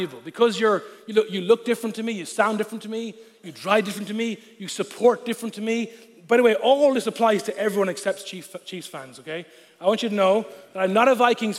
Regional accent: Ireland; first language Irish; moved away; I'm Irish. Of course I'm Catholic

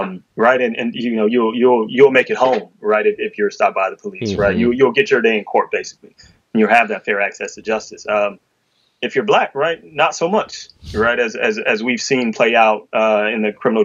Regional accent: Detroit, Michigan, United States; I'm from Detroit, right? Where we built and owned a water system

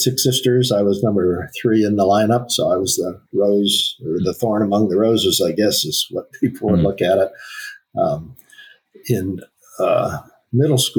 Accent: Akron, Ohio, United States; I was born in Akron, Ohio.

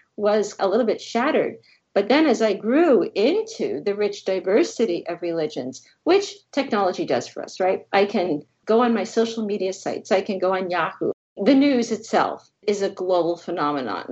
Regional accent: New Jersey, United States; I grew up in New Jersey

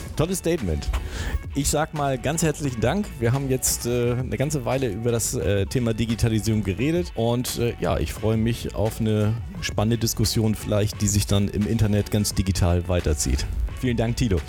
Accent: Germany; als Deutsche

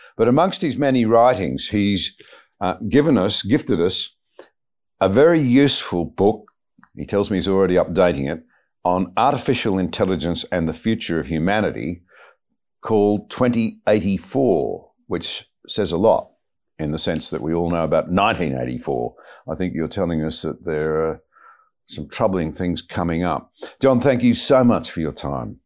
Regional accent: Australia; as an Australian

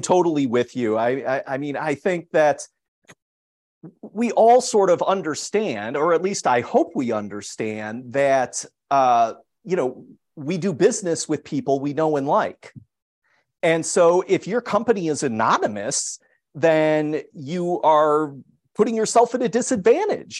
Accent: Chicago, Illinois, United States; moved away as an adult; I'm originally from Chicago

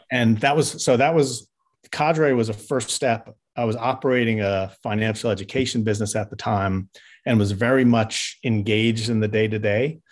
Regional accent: New York, United States; moved away; I grew up in New York

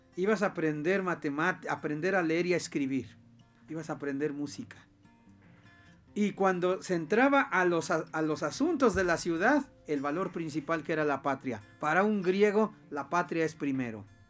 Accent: Tlachichuca, Puebla, Mexico; moved away; a mi pueblo, a, un pueblo de Tlachichuca

